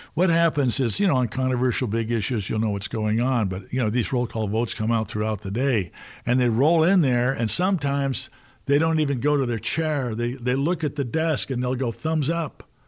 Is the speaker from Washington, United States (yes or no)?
yes; Seattle, Washington, United States; now in Washington, D.C., United States; I grew up in Seattle, schooled out in the Northwest